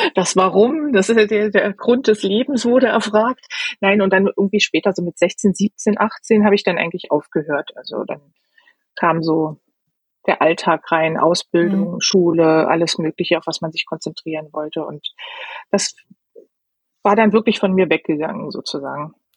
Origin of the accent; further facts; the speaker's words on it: Saarland, Germany; moved away; also born or lived in Saarburg, Rhineland-Palatinate / Black Forest; Die meiste Zeit war ich dann im Saarland und danach sind wir ähm, in Schwarzwald noch ein, zwei Jahre gezogen